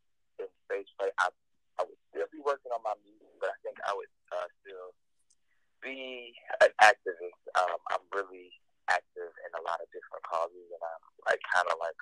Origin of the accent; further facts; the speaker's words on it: Norfolk, Virginia, United States; I went to high school at Booker T. Washington in Norfolk, Virginia.